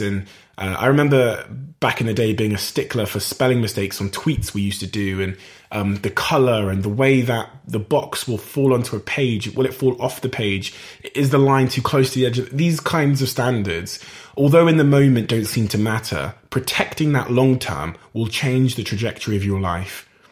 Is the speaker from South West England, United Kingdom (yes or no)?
yes; Plymouth, South West England, United Kingdom; my hometown Plymouth in Devon and Cornwall